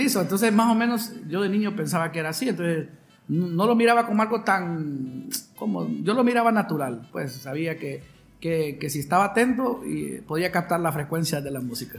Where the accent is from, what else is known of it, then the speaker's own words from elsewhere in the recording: San Pedro Sula, Cortés, Honduras; soy San Pedrano, ¿verdad? De corazón, nacido aquí en esta hermosa y cálida ciudad del norte de Honduras